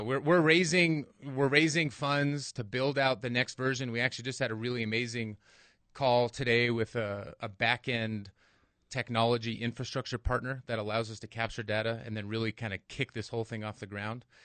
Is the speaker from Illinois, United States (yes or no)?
no; Angel Fire, New Mexico, United States; now in Albuquerque, United States; I grew up in Angelfire. I went to state. Even though I left, I moved back